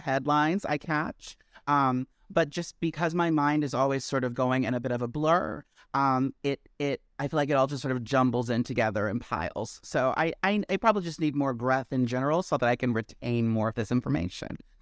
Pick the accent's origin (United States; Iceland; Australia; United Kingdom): United States; Maryland; also born or lived in Washington, D.C.; now in New York, United States; I originated in Maryland.